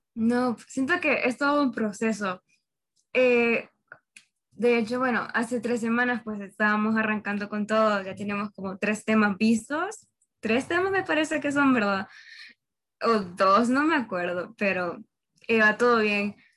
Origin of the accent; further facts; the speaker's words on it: Honduras; soy hondureña